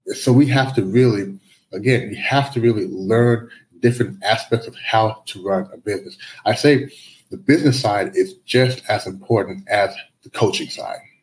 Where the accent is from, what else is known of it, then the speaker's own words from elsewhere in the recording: United States; moved away as an adult; also born or lived in Canada; now in Shanghai, China; I moved to the U.S. back in the early '80s. So I grew up in the U.S.